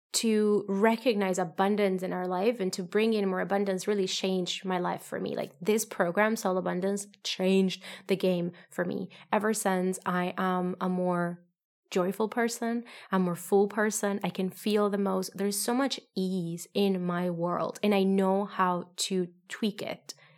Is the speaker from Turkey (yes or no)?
no; Colombia; moved away; I come from, I'm from Colombia